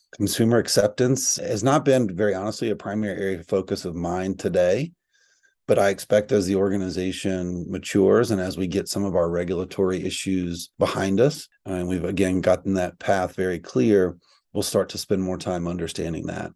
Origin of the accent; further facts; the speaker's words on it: East Texas, United States; I'm from East Texas, so I grew up around cows and ranching and farming.